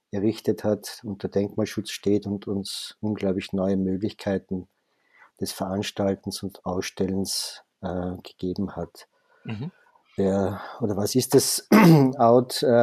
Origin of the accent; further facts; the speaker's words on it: Vienna, Austria; born there; ich bin gebürtiger Wiener